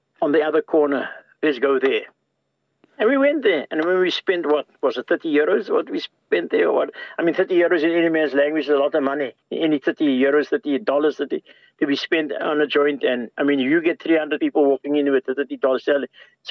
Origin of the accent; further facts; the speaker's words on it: South Africa; now in Ireland; I'm from South Africa. This is what I experienced all my life. Now I'm here in this country.